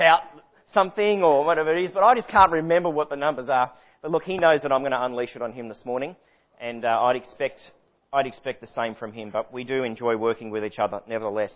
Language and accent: English; Sydney, New South Wales, Australia; moved away as an adult; now in Victoria, Australia; I was born in Sydney, raised in Sydney